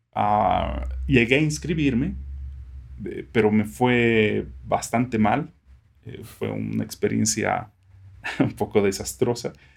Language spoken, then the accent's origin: Spanish; Sucre, Chuquisaca, Bolivia; also born or lived in Santiago, Chile; yo nací y crecí en una ciudad pequeña, que es Sucre